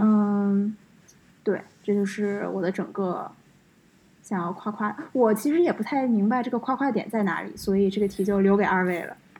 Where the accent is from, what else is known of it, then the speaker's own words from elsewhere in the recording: Beijing, China; 作为一个北京人